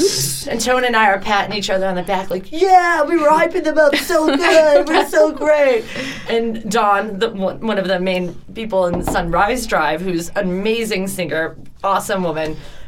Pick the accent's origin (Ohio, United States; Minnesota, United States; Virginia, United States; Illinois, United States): Illinois, United States; Chicago; moved away as an adult; now in Denver, United States; I'm not from here. I'm from Chicago.